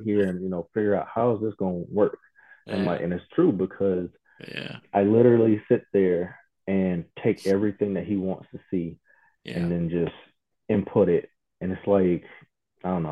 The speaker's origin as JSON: {"language": "English", "town": "Toledo", "region": "Ohio", "country": "United States", "tie": "born or raised there", "said": "my hometown in Toledo, Ohio"}